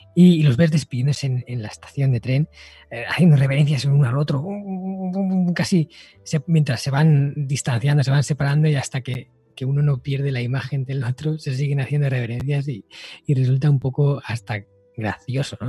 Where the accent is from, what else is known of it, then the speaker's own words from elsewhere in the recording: Spain; aquí en mi país, ¿no? En España